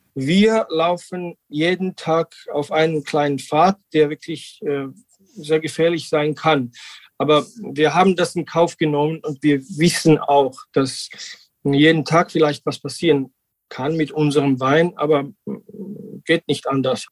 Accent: Georgia; German is a second language; wir machen seit 2017 äh, Naturwein mit dem alten georgischen Tradition in Quevri. Seit meinem Kindheit, seitdem ich äh, acht Jahre bin, bin ich in Weinbergen aufgewachsen

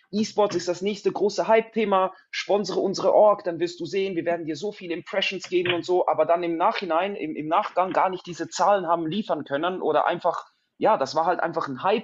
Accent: Switzerland; now in Zurich, Switzerland; ich, ich, wohne in Zürich, ich komme aus der Schweiz.

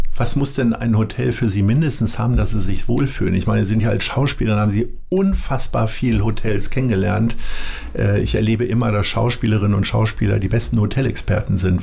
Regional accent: Hanover, Lower Saxony, Germany; now in Hamburg, Germany; ich komme ja aus Hannover

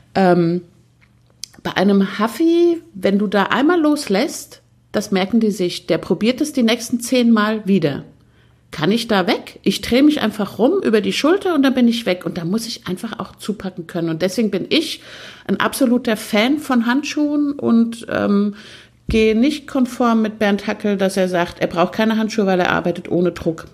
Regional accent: Austria; bei uns in Österreich wird das Wort Haflinger mit langem A ausgesprochen

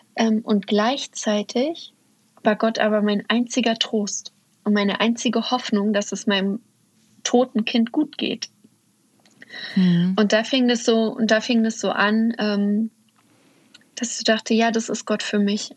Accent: Uckermark, Brandenburg, Germany; moved away; ich komme ursprünglich aus der Uckermark in Brandenburg und da, also aus dem Osten sozusagen

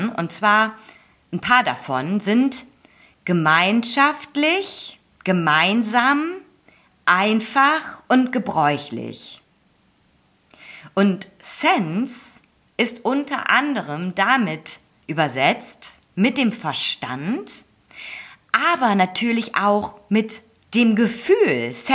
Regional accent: Germany; Und klar, für mich als Deutsche zuerst mal gut zu verstehen mit dem gesunden Menschenverstand.

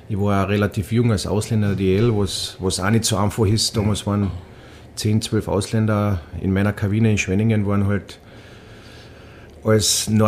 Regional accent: Austria; da oben als Österreicher fallst du in die Bayern-Ecken rein

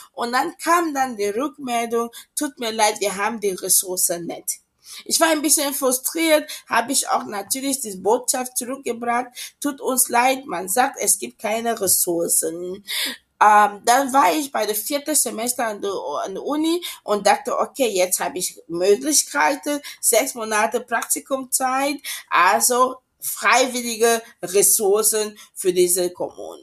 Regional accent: Cameroon; German is a second language; moved away as an adult; also born or lived in Esslingen, Germany; now in Germany; ursprünglich komme ich aus Kamerun und uh, bin ich auch dort aufgewachsen, uh, bin nach Deutschland ähm, 2002 gekommen, um hier zu studieren.

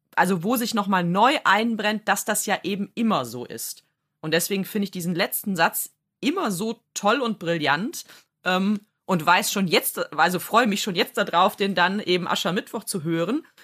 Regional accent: Rhineland, Germany; so als Rheinländerin

